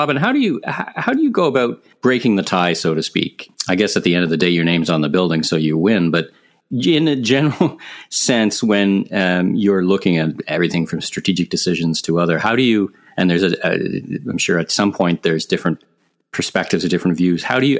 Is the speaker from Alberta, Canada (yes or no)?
no; Ottawa, Ontario, Canada; I'm from Ottawa